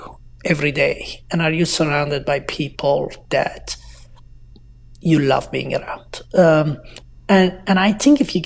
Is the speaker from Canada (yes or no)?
no; Iran; moved away; I was an Iranian refugee